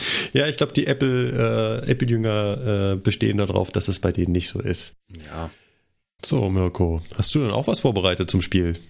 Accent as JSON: {"language": "German", "region": "Berlin", "country": "Germany", "tie": "born or raised there", "said": "aus meiner Heimat von Radio 1 aus Berlin."}